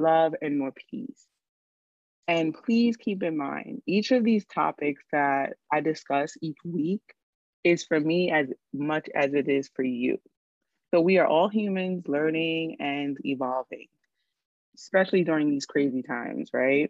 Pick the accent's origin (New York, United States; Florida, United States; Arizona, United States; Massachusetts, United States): New York, United States; New York City; growing up in New York City